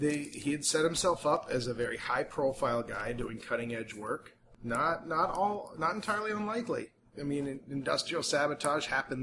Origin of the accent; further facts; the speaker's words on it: Colorado Springs, Colorado, United States; At no point growing up in Colorado Springs did I go to the Tesla Museum.